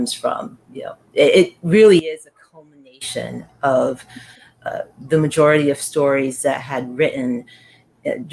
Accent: New York City, New York, United States; I grew up in the Bronx. I was born and raised in the Bronx

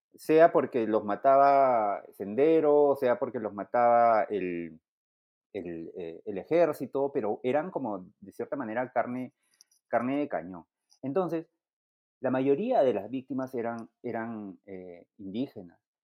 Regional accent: Peru; como peruanos

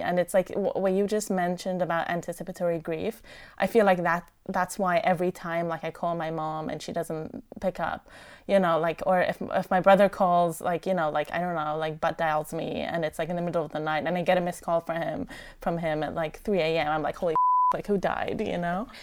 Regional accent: Iran; now in Ellicott City, United States; I was born in Iran in the middle of the Iran-Iraq War

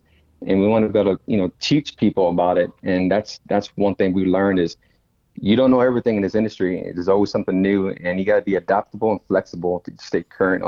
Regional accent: Dallas, Texas, United States; My wife, my family, we're from Oak Cliff

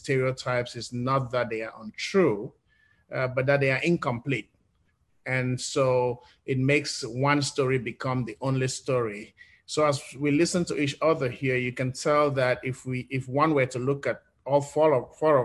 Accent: Cameroon; moved away as an adult; now in United States; being an English-speaking person growing up in Cameroon

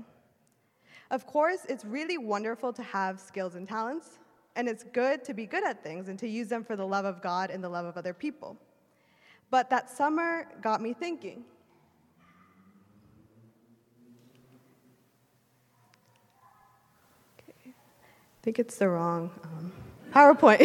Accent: Wisconsin, United States; moved away as an adult; also born or lived in Illinois; I was born and raised in Wisconsin

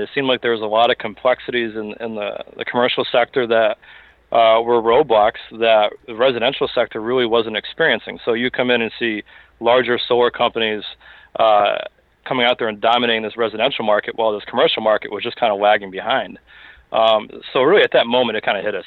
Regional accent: Springfield, Massachusetts, United States; moved away as an adult; also born or lived in Boston / West Palm Beach, Florida; I hail from Western Massachusetts. Uh, spent my time growing up in the, the Springfield area.

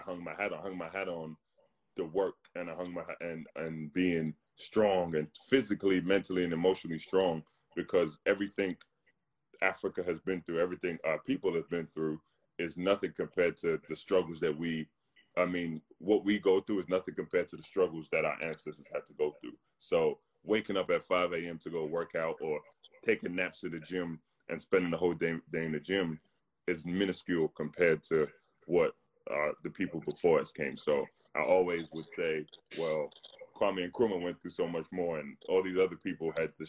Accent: London, United Kingdom; moved away as an adult; I was born and raised in London

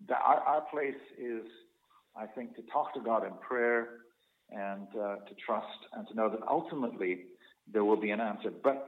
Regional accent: Scotland, United Kingdom; We've almost been, depending on which culture you come from, I come from Scottish culture.

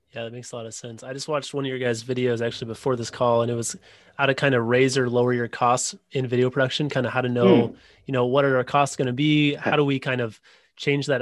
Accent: Wisconsin, United States; now in Illinois, United States; I live in Illinois now, but uh, Wisconsin is my home state.

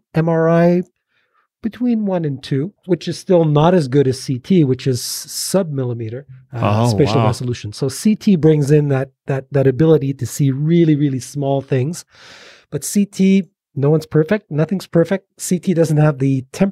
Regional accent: Montreal, Quebec, Canada; moved away as an adult; now in Arizona, United States; I was born in Montreal, Canada, and I've been here in Arizona for about 3 years

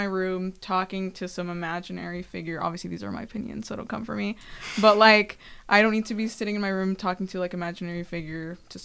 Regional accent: Southern California, United States; moved away; I grew up in SoCal

